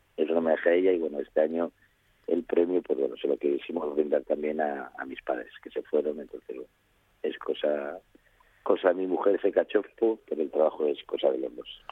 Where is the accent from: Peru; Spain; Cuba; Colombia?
Spain; Jiménez de Jamuz, Castile and León; Yo no soy cazurro, soy astur cazurro